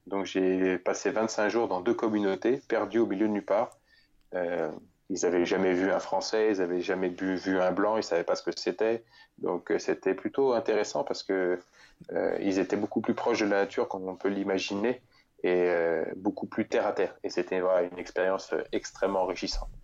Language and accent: French; Bourges, Centre-Val de Loire, France; je suis né en région centre, vraiment euh, proche d'une petite ville qui s'appelle Bourges